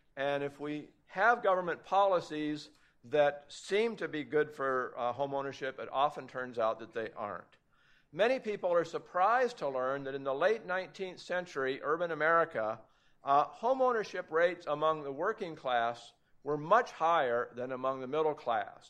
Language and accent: English; Portland, Oregon, United States; moved away; I grew up in Portland, Oregon before it was heavily regulated